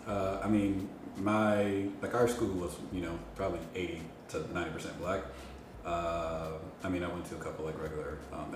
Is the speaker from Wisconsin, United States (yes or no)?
yes; Milwaukee, Wisconsin, United States; moved away as an adult; also born or lived in Madison; we're both from Wisconsin, grew up in Milwaukee as well, but I lived in Madison, which is the other big city in Wisconsin.